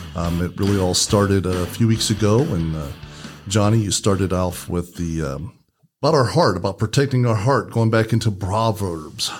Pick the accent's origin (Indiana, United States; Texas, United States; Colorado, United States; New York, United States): Indiana, United States; we're from Indiana, so we use the term Hoosier.